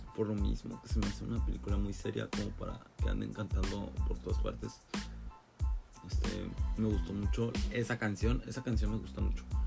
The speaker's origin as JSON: {"language": "Spanish", "country": "Mexico", "said": "para mí que soy mexicano"}